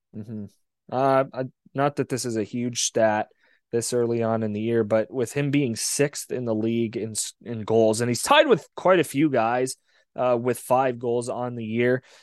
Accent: Windsor, Ontario, Canada; I grew up in Windsor

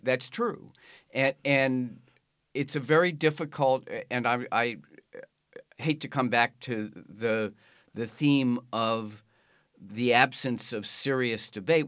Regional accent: Washington, District of Columbia, United States; I was born and raised in Washington, D C, and my hometown paper, the Washington Post

